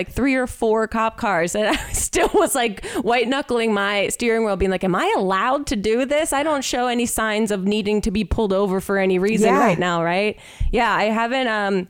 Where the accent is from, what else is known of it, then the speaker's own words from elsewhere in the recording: Ohio, United States; When I lived in Ohio, I'm from Ohio, I had a yard sale one time to try and sell everything before I moved